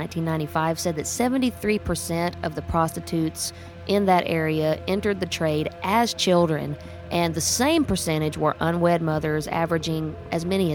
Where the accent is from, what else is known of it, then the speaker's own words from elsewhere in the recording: Oklahoma, United States; I grew up in Oklahoma in the country